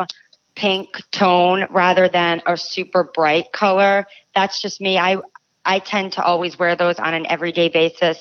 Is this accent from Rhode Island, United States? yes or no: yes; Rhode Island, United States; we grew up in Rhode Island